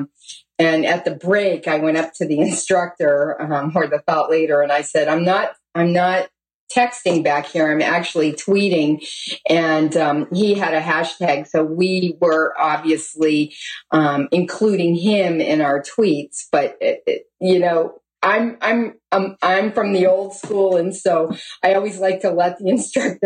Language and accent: English; New England, United States; now in Baltimore, United States; I'm from New England